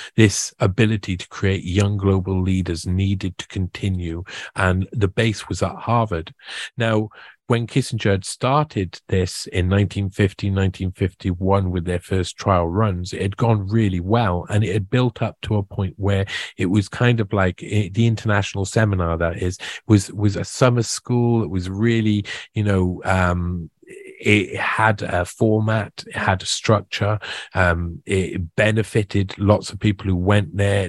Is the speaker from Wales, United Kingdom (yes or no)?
yes; Wales, United Kingdom; also born or lived in South America; I'm Welsh and we've got our own identity